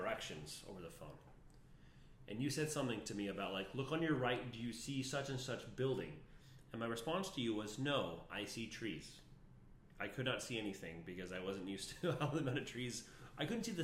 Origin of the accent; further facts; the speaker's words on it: Las Vegas, Nevada, United States; moved away; I'm from Las Vegas